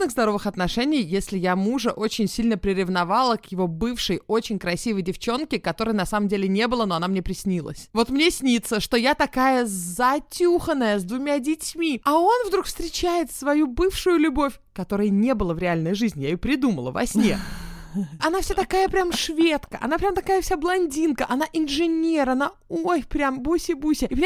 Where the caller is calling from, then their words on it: Kharkiv, Kharkiv Oblast, Ukraine; я из Харькова.